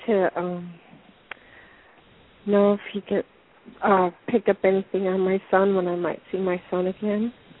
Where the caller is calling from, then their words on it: Washington, United States; I'm calling from Washington State.